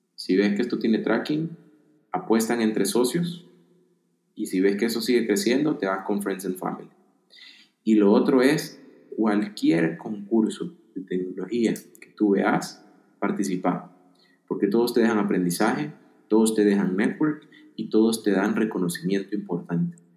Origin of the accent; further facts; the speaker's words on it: El Salvador; Yo soy del El Salvador